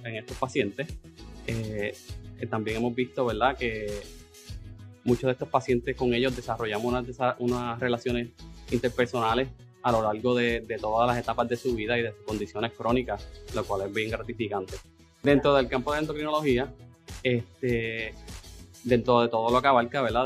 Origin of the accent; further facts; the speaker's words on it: Adjuntas, Puerto Rico; a mi pueblito de adjuntas